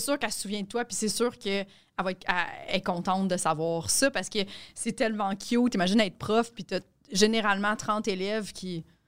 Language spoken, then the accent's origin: French; Quebec, Canada; les Québécois